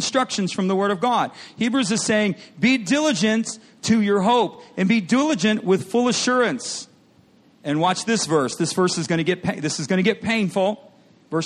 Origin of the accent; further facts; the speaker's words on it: Michigan, United States; I grew up in Michigan, and they had lots of farmland where I grew up.